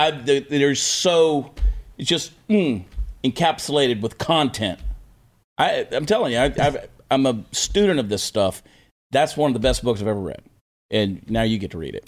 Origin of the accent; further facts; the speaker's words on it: Augusta, Georgia, United States; Augusta, Georgia, you know that's where I grew up. That's my hometown, Westside High School, class of nineteen ninety-one.